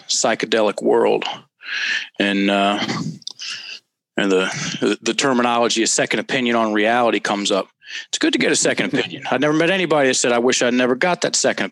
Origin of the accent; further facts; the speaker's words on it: Richmond, Virginia, United States; moved away as an adult; also born or lived in Bangkok, Thailand; Richmond, Virginia, which is where I grew up. You know, I was born in Virginia, raised in Virginia, went to college in Virginia